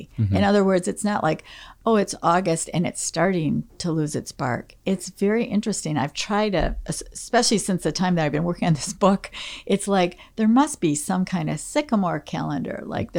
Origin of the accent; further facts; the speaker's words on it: Livonia, Michigan, United States; also born or lived in Detroit; And we moved from Detroit, where there were mature trees, mm-hmm. to Livonia, which was being developed from farmer fields. So most of Livonia was cornfields, mm-hmm. primarily.